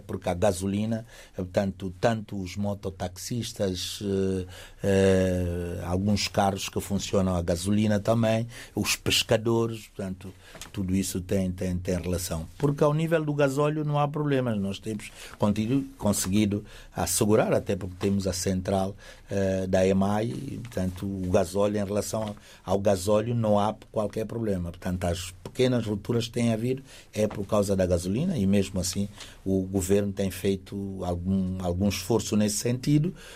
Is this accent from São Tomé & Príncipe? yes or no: yes; São Tomé & Príncipe